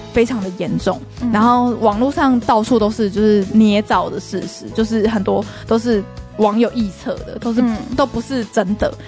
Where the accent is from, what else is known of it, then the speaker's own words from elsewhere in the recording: Taiwan; 我们台湾人讲日文一定也会有一点点就是外国人腔